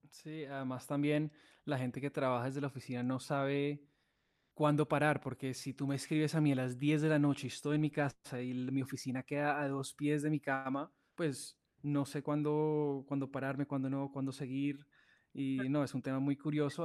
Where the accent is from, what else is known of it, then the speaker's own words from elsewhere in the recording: Colombia; siendo colombiano